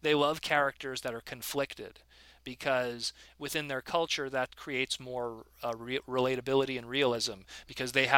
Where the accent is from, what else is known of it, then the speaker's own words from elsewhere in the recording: Canada; I'm Canadian